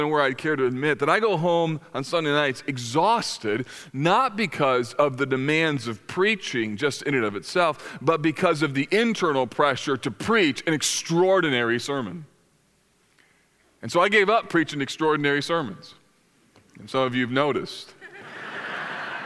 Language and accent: English; United States; as American Christians